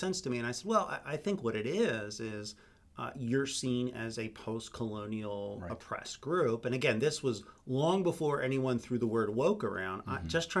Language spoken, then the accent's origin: English; United States; We're American.